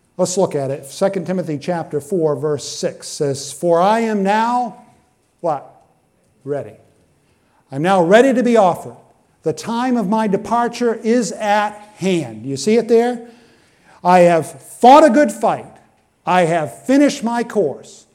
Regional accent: Benton, Maine, United States; we're from East Benton

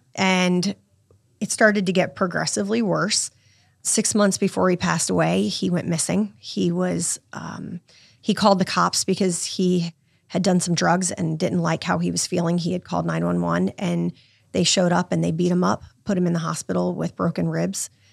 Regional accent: Virginia Beach, Virginia, United States; I grew up in Virginia Beach

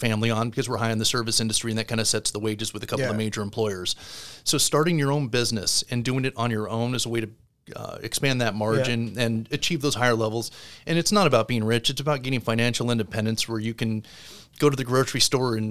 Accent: Southern California, United States; also born or lived in Connecticut; now in Florida, United States; I growing up in Southern California, Spanish was mandatory

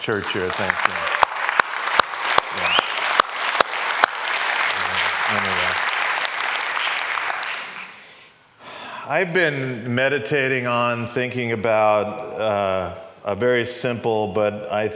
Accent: New York, United States; moved away as an adult; also born or lived in California; I moved from New York, where I grew up, to California

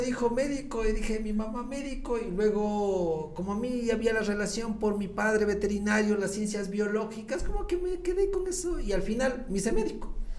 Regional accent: Latacunga, Cotopaxi, Ecuador; regresé a la Tacunga y eh, regreso a mi ciudad, a mi tierra

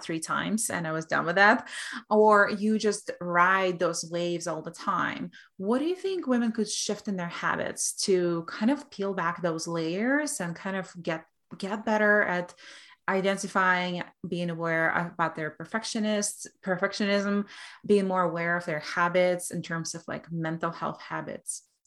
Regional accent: Belarus; moved away; I come from Russian culture, from Belarusian culture

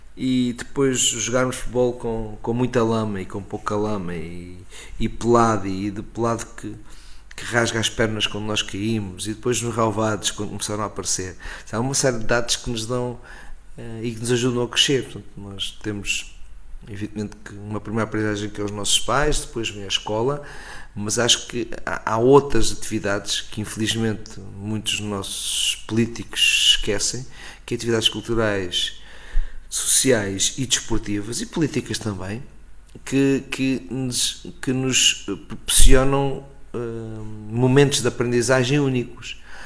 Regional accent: Coruche, Ribatejo, Portugal; moved away; also born or lived in Lisbon; Rio Ribatejo é a zona onde eu nasci e com certeza estou marcado por, por várias uh, características do Rio Ribatejano.

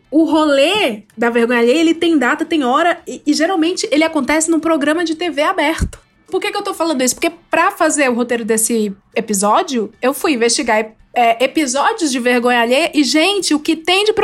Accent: Ceará, Brazil; moved away; eu sou do Ceará, e lá no Ceará a gente tem um, um, um outro estilo de vida.

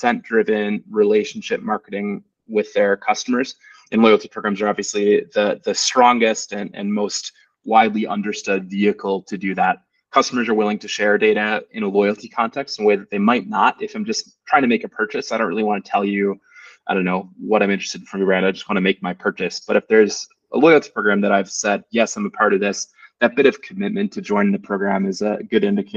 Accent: United States; moved away as an adult; now in Germany; I'm an American. I've lived in Germany for 5 years

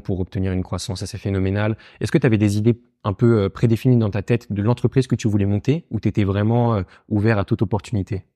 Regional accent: Paris, Île-de-France, France; also born or lived in Lausanne, Switzerland; j'ai grandi à Paris

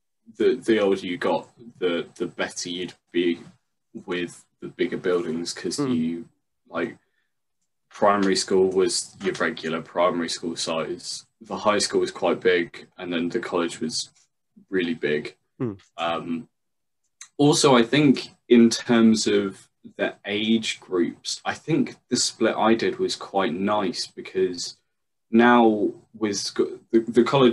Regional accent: Leicester, East Midlands, United Kingdom; That's where I grew up in Leicester.

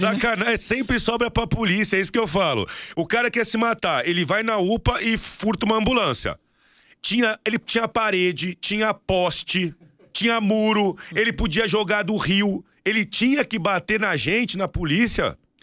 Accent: Santos, São Paulo, Brazil; moved away; eu passei lá na rua onde a gente foi criado

